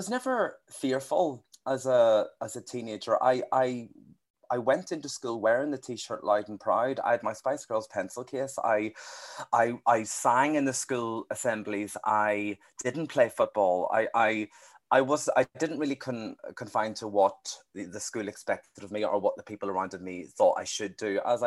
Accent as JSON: {"language": "English", "region": "Northern Ireland", "country": "United Kingdom", "said": "a Northern Irish gay singer-songwriter"}